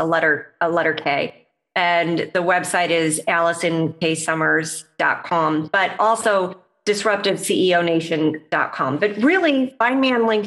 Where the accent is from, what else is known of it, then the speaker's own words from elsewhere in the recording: Midwest, United States; I'm a Midwesterner. So Midwesterner US